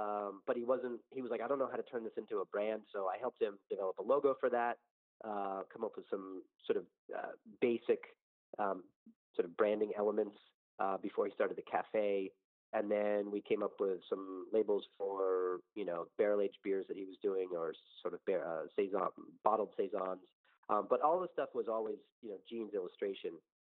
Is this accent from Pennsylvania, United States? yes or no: yes; Philadelphia, Pennsylvania, United States; mentioning that I was from Philadelphia